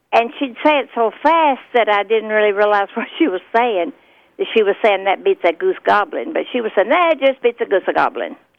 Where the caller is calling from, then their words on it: Azle, Texas, United States; I'm calling from Azle, Texas